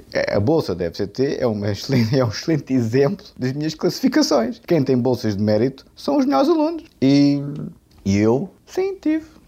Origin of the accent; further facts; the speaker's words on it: Portugal; eu sou português de gema